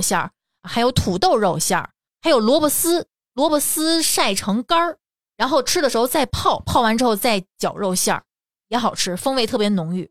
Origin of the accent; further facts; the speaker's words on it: Tianjin, China; 因为咱们天津人都不这么吃